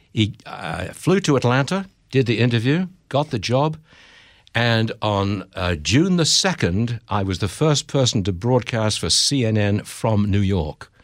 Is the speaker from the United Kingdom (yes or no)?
yes; Derby, East Midlands, United Kingdom; accent: English; moved away as an adult; also born or lived in Hong Kong / San Francisco; now in United States; Born and raised in Derby, that's a town in the Midlands of England